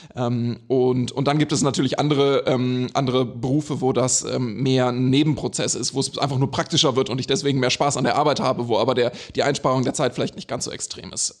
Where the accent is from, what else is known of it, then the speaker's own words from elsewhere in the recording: Germany; moved away; also born or lived in Sweden / Switzerland; ich bin zwar in Deutschland geboren, aber war in Schweden und in der Schweiz